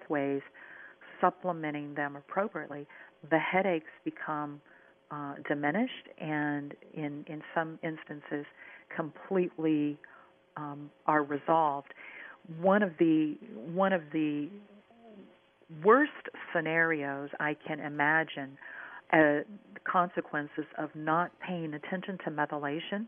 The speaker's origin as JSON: {"language": "English", "region": "Minnesota", "country": "United States", "said": "In the upper Midwest, and I'm from Minnesota, in the upper Midwest"}